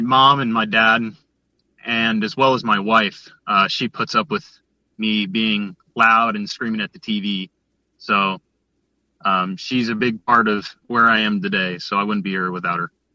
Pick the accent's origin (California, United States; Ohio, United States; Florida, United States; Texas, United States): Florida, United States; I'm actually from Florida, so born and raised